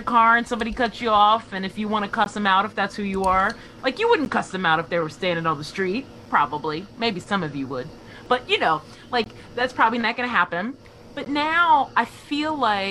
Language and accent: English; United States